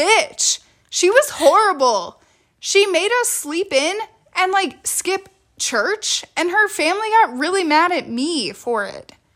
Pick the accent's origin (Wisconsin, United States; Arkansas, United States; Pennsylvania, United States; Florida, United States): Wisconsin, United States; we grew up in Wisconsin